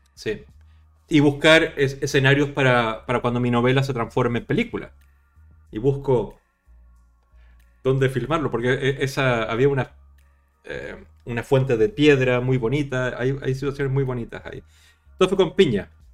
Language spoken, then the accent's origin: Spanish; Chile; accent: latino; now in Spain; Chile, en mi país